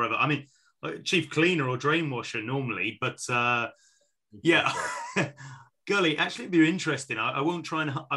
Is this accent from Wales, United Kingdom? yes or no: yes; Wales, United Kingdom; As a Welshman